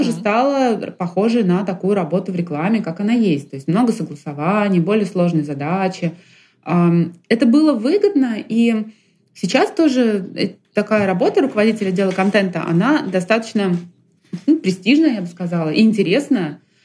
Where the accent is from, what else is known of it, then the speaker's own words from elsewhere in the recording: Kyiv, Ukraine; moved away as an adult; also born or lived in Russia; now in Moscow, Russia; я родилась в России и жила первые несколько лет в России, в Киеве оказалась просто в детстве с, с мамой